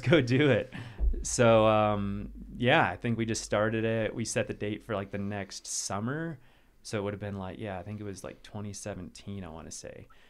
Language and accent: English; Asheville, North Carolina, United States; also born or lived in Wisconsin; I was born in Wisconsin, um, and then moved down to North Carolina. So that's kinda where I was raised mostly, um, just outside of Asheville.